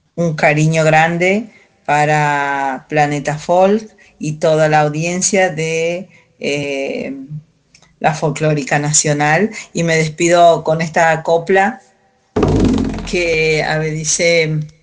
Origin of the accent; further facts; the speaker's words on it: Calchaquí Valleys, Salta, Argentina; coplera de Salta, norte de Argentina, valles calchaquíes, Em, Andes, zona de 3.000 metros de altura en adelante. Eh, nací en ese espacio de la tierra